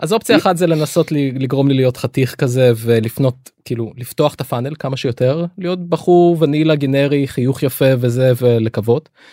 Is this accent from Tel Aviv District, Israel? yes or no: no; Lod, Central District, Israel; אני את הילדות שלי ביליתי בלוד